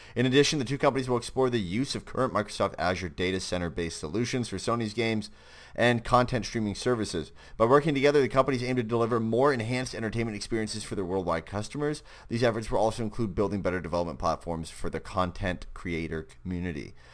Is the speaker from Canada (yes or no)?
yes; Canada; I'm Canadian